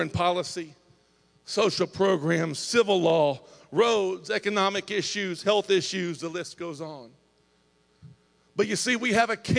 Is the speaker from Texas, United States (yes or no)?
no; Indiana, United States; I'm from Indiana, about three hour, three hour and 15 minute drive from here.